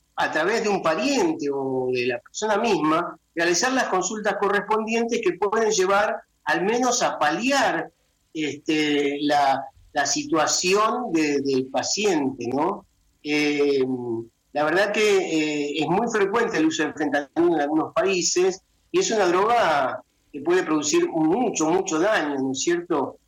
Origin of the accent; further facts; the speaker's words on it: Argentina; en mi país, en Argentina